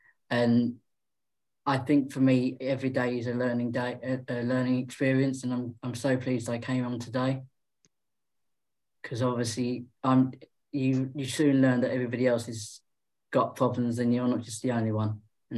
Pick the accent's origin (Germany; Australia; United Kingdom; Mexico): United Kingdom; London; I'm from London.